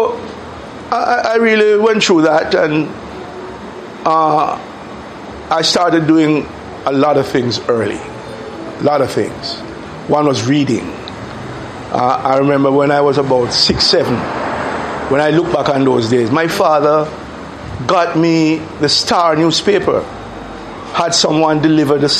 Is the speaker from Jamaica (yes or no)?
yes; Kingston, Jamaica; So we moved from West Kingston all the way over to East Kingston. And I grew up in Raytown, Rallington Town, Franklin Town, Vineyard Town.